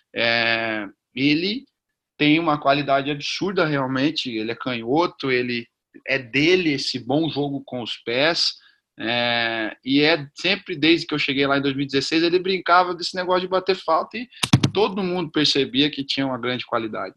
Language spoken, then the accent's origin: Portuguese; South Region, Brazil; also born or lived in Northeast Brazil / Rio de Janeiro; Comecei no Sul, sou do Sul, estou no Sul hoje